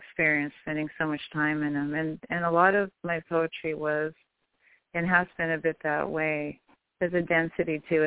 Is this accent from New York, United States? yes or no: no; Santa Cruz, Humboldt County, California, United States; now in Wisconsin, United States; I was born in California, in Santa Cruz, California, and then I spent years in Northern California, up near almost to the Oregon border, up in Humboldt County